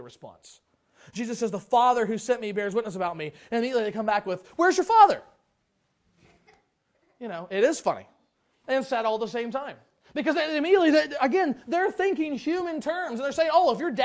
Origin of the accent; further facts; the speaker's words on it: Lebanon, Ohio, United States; moved away; I grew up in Lebanon, Ohio. I grew up in a couple different towns, but that's where we kind of finished out my school years